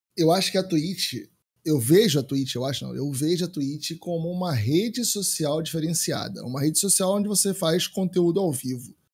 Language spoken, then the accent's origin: Portuguese; Brazil; nós como brasileiro